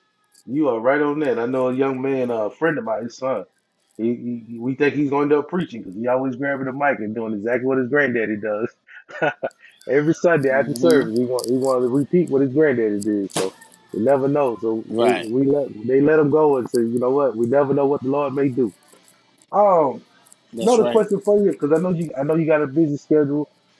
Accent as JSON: {"language": "English", "region": "Mississippi", "country": "United States", "moved": "yes", "said": "I'm from Mississippi, so I only knew sweet potato pies, but when I came up north, I found out about this pumpkin pie thing"}